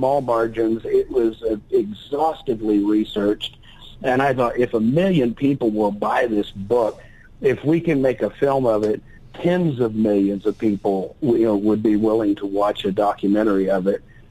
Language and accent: English; Texas, United States; I grew up in Texas